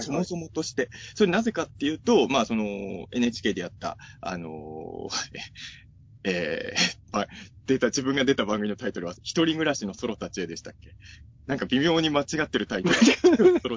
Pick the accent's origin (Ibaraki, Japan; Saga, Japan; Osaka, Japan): Ibaraki, Japan; now in Tokyo, Japan; 僕の地元、まあ、茨城